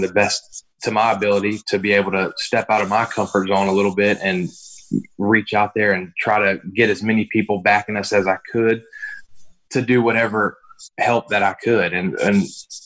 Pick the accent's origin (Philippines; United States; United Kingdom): United States; Lake Charles, Louisiana; born or raised there